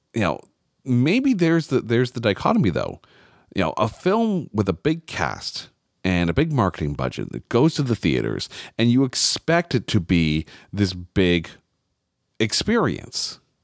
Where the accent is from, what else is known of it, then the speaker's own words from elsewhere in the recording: Canada; I'm Canadian